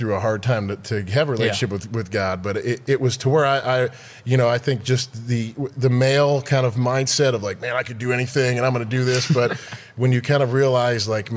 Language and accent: English; Detroit, Michigan, United States; moved away as an adult; now in Dallas, United States; I grew up in Detroit, and I was there till I was about 21.